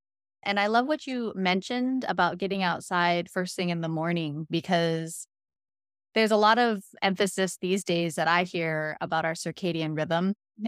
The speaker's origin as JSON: {"language": "English", "region": "New York", "country": "United States", "tie": "born there", "also_born_or_lived": "California / Washington State", "lives_now": "Hawaii, United States", "said": "But I was actually born in New York. Actually, shortly after I was born, my family moved to California. Then we moved to Washington State."}